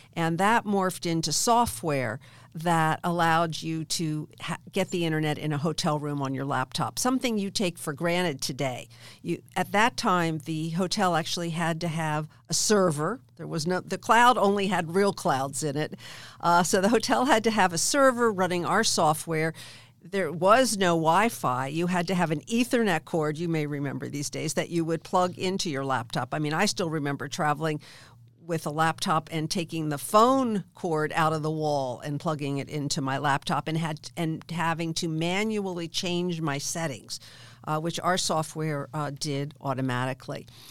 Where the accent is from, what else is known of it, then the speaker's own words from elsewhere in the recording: outside of Philadelphia, Pennsylvania, United States; I grew up in Philadelph-, outside of Philadelphia